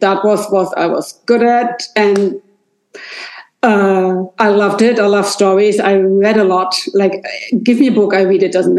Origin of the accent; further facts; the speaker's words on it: Hanover, Lower Saxony, Germany; English is a second language; moved away as an adult; also born or lived in London; now in Rosengarten, Germany; I grew up in Hanover, which is I only can do it in kilometers, 150 kilometers from where I'm now. So it's a little more south. It's like a 1.5 hour drive south from Hamburg. Great. It's a small town, 500,000 people live there.